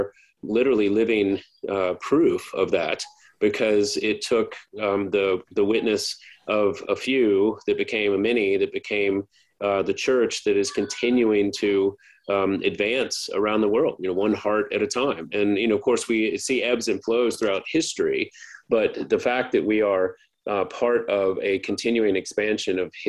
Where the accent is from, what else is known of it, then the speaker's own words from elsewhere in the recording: Baton Rouge, Louisiana, United States; I grew up in East Baton Rouge Parish